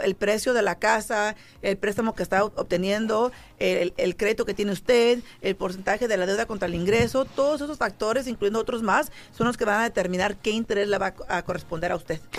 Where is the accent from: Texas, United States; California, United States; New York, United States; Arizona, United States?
California, United States; San Jose; moved away as an adult; now in Las Vegas, United States; yo soy de la, de la Bay Area, San José, California, y yo me vine para acá, para Las Vegas, yo solita